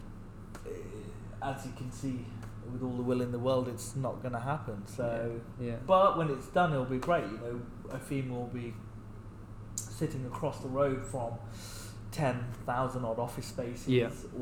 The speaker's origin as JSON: {"language": "English", "town": "Birmingham", "region": "West Midlands", "country": "United Kingdom", "tie": "born or raised there", "said": "I was a Brummie born and bred"}